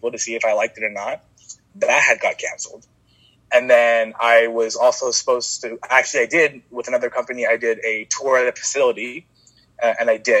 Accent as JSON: {"language": "English", "town": "Stockton", "region": "California", "country": "United States", "tie": "born or raised there", "also_born_or_lived": "Chico, California", "said": "I actually ended up moving back to my hometown, Stockton"}